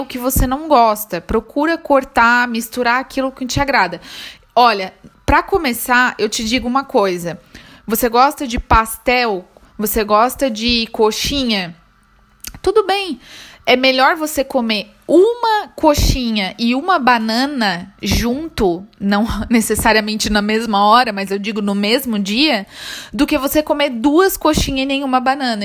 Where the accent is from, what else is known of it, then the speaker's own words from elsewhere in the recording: Brazil; moved away; eu saí do Brasil